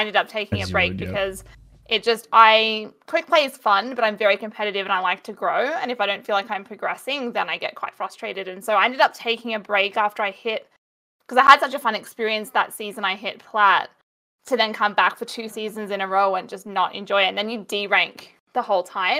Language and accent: English; Australia; as an Aussie